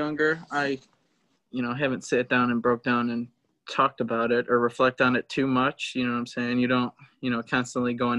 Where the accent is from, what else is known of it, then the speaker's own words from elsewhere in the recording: Michigan, United States; also born or lived in Florida; I was born in Florida. My parents got divorced when I was 3. My dad slept with somebody else and actually got her pregnant. And I came back to Michigan with my mom, and my grandparents most of the time raised me.